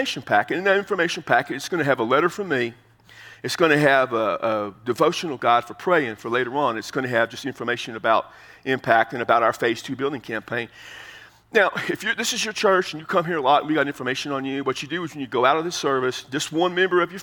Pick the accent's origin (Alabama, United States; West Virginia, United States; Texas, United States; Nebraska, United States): Texas, United States; I'm from Texas